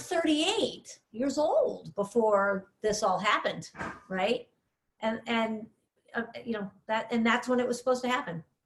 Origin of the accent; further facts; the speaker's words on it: Villa Park, Illinois, United States; moved away as an adult; now in Oak Park, United States; I grew up in Villa Park